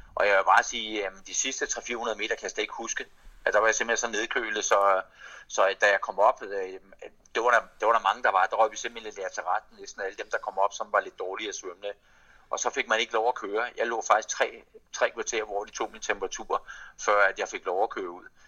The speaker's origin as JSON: {"language": "Danish", "country": "Denmark", "said": "som dansker"}